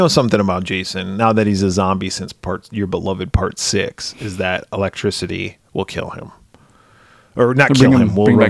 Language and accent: English; Wisconsin, United States; I grew up in Wisconsin. I was in high school in the 90s.